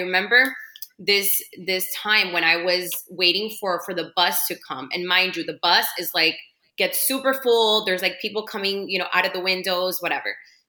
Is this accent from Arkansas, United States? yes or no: no; Miami, Florida, United States; But me living in Miami, growing up in Miami, you know, we have our own kind of, It can seem mean when you're out of this, right?